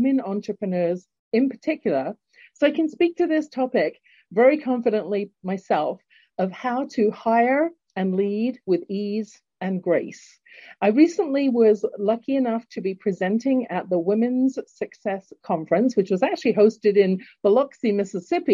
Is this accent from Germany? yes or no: no; London, United Kingdom; accent: English; now in Calgary, Canada; born in London, England, and now living in Canada, in Calgary, Alberta